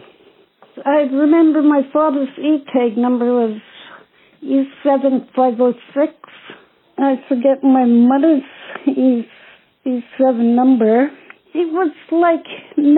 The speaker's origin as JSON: {"language": "English", "town": "Apex", "region": "Nunavut", "country": "Canada", "tie": "born or raised there", "moved": "yes", "lives_now": "Toronto, Canada", "said": "I'm originally from Apex Hill, Nunavut, 3 miles outside of Iqaluit on Baffin Island. Elected Inuit elder here in Toronto. I'm an artist. I love to throat sing and drum dance. Growing up in the north, I was raised traditionally"}